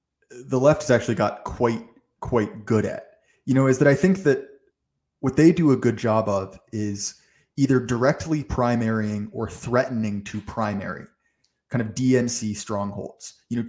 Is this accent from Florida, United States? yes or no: no; Virginia, United States; I mean, that's what happened to the Republican Party in my home state of Virginia, right?